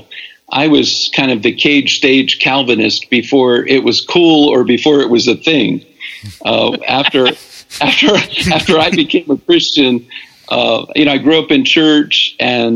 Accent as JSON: {"language": "English", "town": "Virginia Beach", "region": "Virginia", "country": "United States", "tie": "born or raised there", "also_born_or_lived": "Lynchburg, Virginia / Sun Valley, California / Louisville, Kentucky", "moved": "as an adult", "lives_now": "Atlanta, United States", "said": "Jeff and I grew up in Virginia Beach together"}